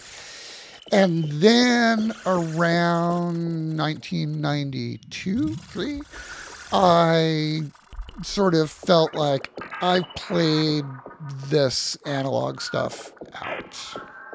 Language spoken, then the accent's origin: English; New York City, New York, United States; I was born here in New York City